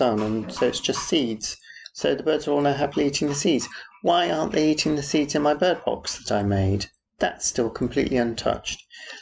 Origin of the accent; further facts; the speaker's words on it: Yorkshire and the Humber, United Kingdom; moved away; also born or lived in Aberystwyth; Yorkshire, where I come from